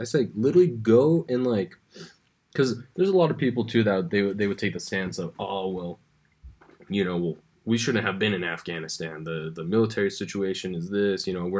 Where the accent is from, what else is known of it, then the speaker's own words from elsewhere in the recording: United States; I'm an American